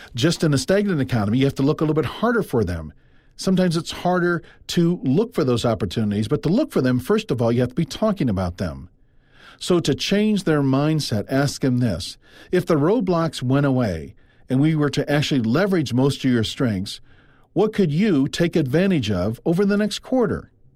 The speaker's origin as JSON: {"language": "English", "region": "Midwest", "country": "United States", "also_born_or_lived": "Iowa", "said": "I'm from the Midwest. I live in Iowa"}